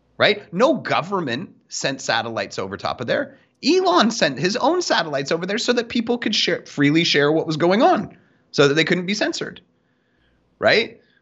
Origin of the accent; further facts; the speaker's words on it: Canada; I'm Canadian